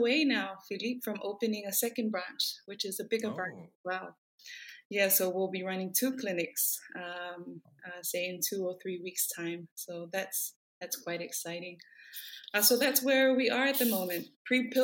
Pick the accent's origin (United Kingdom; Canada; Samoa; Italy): Samoa; also born or lived in Fiji; So I'm from Samoa. Grew up in Samoa, lived in Samoa all my life.